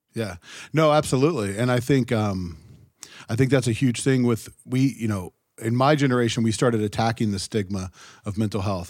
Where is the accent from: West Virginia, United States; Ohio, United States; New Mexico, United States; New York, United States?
Ohio, United States; growing up in Ohio, we had some of that too